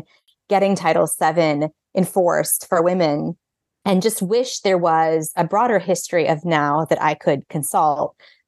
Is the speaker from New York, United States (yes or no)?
no; Illinois, United States; I grew up outside of Chicago with a mother who was an attorney for decades there